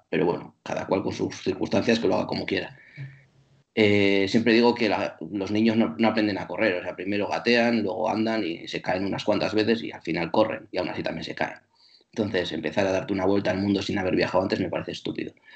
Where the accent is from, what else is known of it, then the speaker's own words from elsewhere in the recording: Bilbao, Basque Country, Spain; first language Spanish; cuando yo estaba en Bilbao y era un niño, era solo experiencia eh, monolingüe, porque mi lengua materna era el castellano